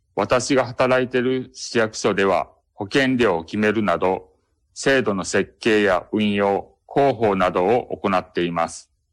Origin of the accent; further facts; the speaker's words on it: Kobe, Hyogo, Japan; 私 は生まれてからずっと神戸に住んでいます